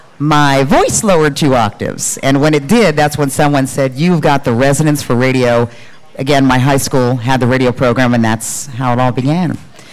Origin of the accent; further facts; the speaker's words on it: Dayton, Ohio, United States; moved away; I grew up in Dayton, Ohio. I went to Centerville High School, home of the Elks.